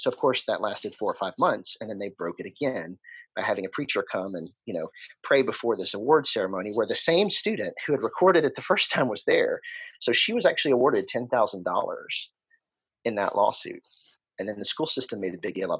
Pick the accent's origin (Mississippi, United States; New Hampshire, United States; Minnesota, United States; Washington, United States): Mississippi, United States; Jackson; I am from Jackson, born and raised here.